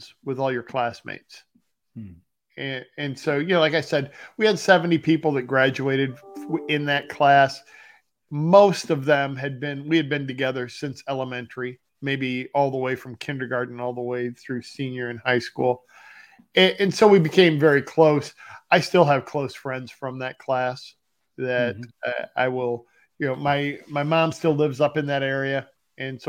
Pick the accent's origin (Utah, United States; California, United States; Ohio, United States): Ohio, United States; northern; also born or lived in Bowling Green, Ohio / Cincinnati, Ohio; I grew up in the United States in Ohio. And it was in northern Ohio